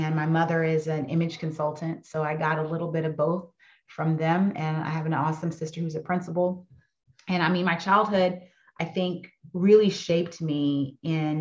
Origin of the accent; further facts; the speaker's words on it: Fayetteville, North Carolina, United States; my childhood growing up in Fayetteville, North Carolina was pretty amazing